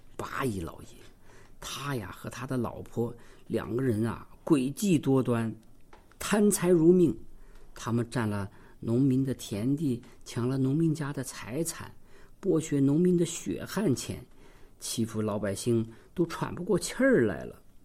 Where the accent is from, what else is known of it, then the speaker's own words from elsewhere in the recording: Xinjiang, China; 我们新疆人说的